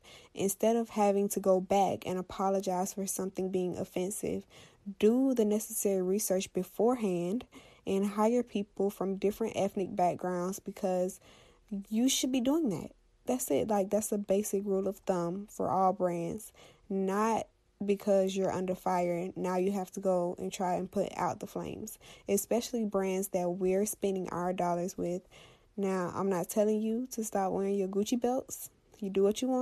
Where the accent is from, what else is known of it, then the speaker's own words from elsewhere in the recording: Florida, United States; Florida, my home state